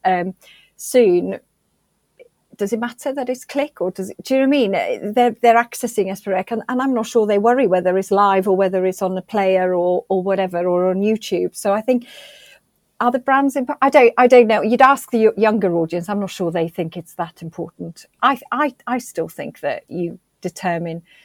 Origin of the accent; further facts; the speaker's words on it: Wales, United Kingdom; being really, really pr- proud of being Welsh